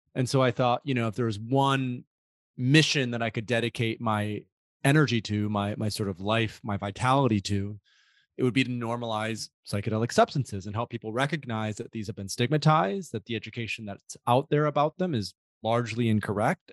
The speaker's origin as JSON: {"language": "English", "town": "Grand Rapids", "region": "Michigan", "country": "United States", "tie": "born or raised there", "said": "I grew up in West Michigan, uh, a suburb in a suburb of a, a city called Grand Rapids"}